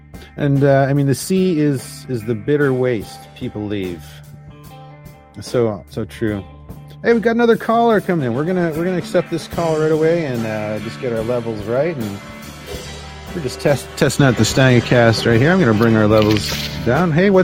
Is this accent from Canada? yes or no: yes; Canada; But what other things did this Canadian tell you? Because I'm just kind of wondering. Like, I've lived outside